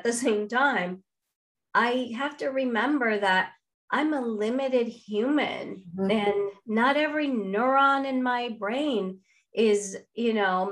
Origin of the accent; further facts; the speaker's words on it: Venezuela; first language Spanish; English is a second language; moved away as an adult; now in United States; I grew up in Latin America. I had very small connection to my Indian background.